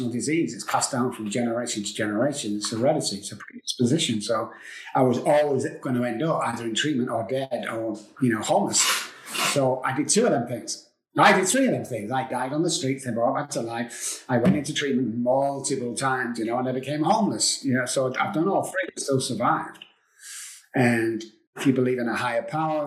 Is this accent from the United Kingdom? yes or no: yes; England, United Kingdom; moved away as an adult; now in Texas, United States; I'm from England. I came over here 16 years ago to Texas.